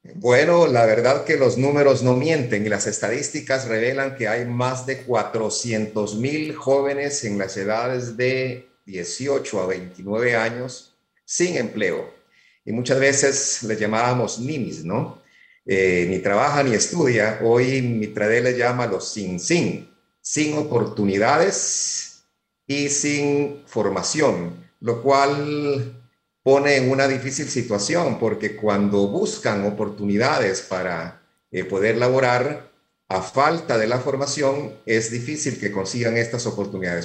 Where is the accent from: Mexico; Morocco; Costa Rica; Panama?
Panama; los jóvenes y los empleados panameños seamos también competitivos y productivos